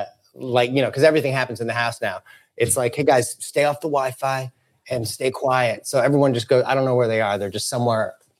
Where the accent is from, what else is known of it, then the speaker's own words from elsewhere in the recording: St. Louis, Missouri, United States; St. Louis.